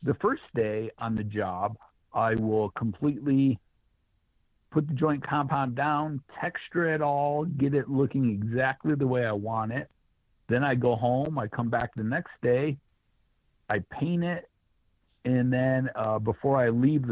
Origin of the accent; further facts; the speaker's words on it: Clinton, Iowa, United States; moved away as an adult; also born or lived in California / Colorado; Clinton, Iowa, right on the Mississippi River, right next to it